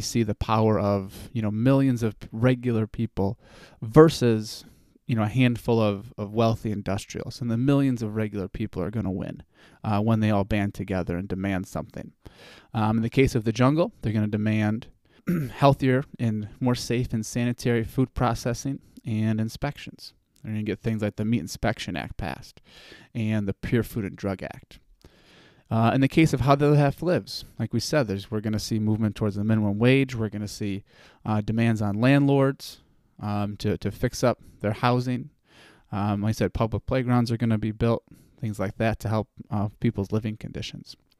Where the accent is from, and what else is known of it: United States